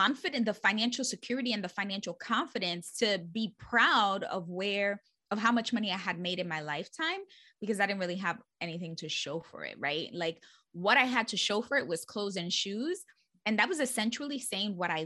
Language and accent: English; New York City, New York, United States; born and raised in the Bronx